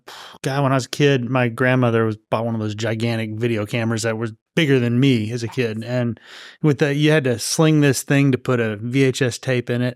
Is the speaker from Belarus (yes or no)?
no; Los Angeles, California, United States; moved away; I grew up out there